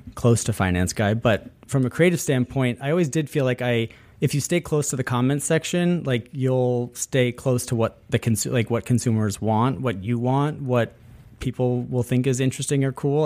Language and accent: English; upstate New York, United States; born or raised there